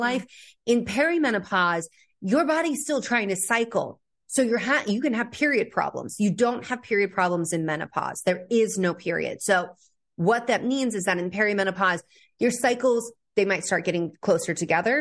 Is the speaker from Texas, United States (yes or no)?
no; California, United States; I grew up in California